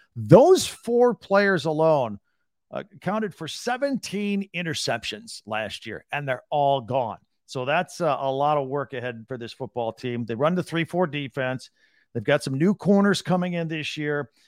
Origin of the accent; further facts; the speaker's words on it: Michigan, United States; I was born in Michigan